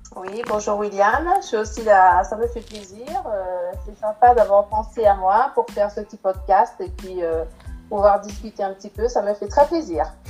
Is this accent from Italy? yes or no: no; Martinique; étant d'origine antillaise, hein, je suis martiniquaise.